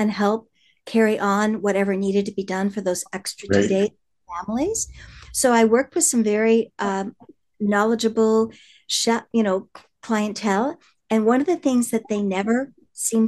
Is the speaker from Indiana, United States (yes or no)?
yes; Indiana, United States; I come from the Midwest in Indiana, and growing up there